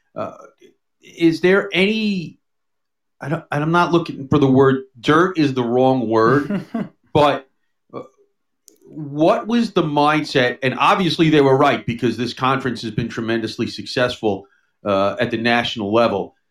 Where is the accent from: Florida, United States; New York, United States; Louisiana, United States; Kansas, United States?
New York, United States; New York City; also born or lived in Long Island; I grew up here in in New York City and Long Island